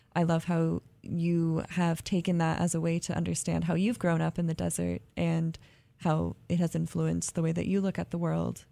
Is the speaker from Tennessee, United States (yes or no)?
no; California, United States; I'm from California too